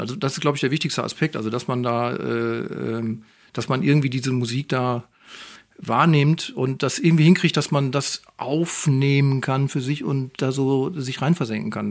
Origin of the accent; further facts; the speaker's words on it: Moers, North Rhine-Westphalia, Germany; now in Duisburg, Germany; Ich bin eigentlich Mörser, sage ich jetzt mal. Da bin ich aufgewachsen